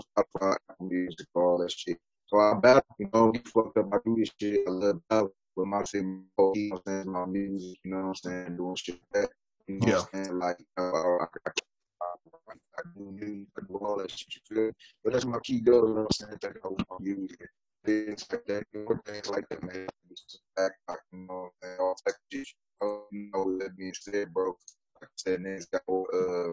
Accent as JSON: {"language": "English", "town": "Milwaukee", "region": "Wisconsin", "country": "United States", "said": "Midwest. I'm from Milwaukee"}